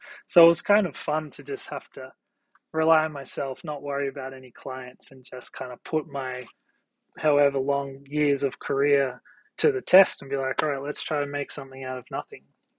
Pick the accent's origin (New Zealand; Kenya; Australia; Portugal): Australia; now in New York, United States; You know, I moved from Australia to New York for a job, and I had a really successful career here in New York